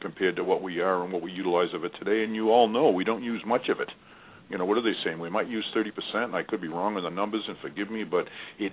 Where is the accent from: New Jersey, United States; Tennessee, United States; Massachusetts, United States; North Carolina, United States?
Massachusetts, United States; Boston; I'm from Boston